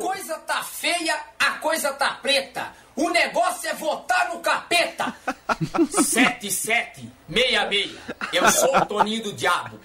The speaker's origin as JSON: {"language": "Portuguese", "country": "Brazil", "said": "Como brasileiro"}